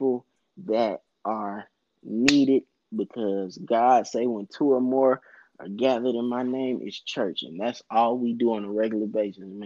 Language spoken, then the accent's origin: English; Augusta, Georgia, United States; I'm from Augusta